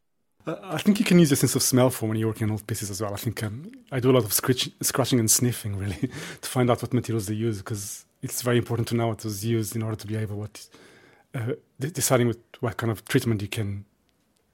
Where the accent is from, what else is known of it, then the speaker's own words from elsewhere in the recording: Lisbon, Portugal; I grew up in Lisbon